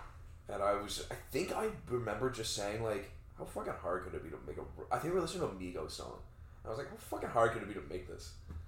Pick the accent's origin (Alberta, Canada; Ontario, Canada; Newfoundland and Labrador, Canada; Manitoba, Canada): Ontario, Canada; Toronto; Me, a mean streets of Scarborough.